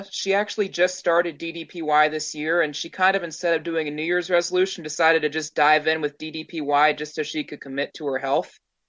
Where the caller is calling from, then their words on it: Pittsburgh, Pennsylvania, United States; I'm coming in from Pittsburgh, actually, up in the East Coast here.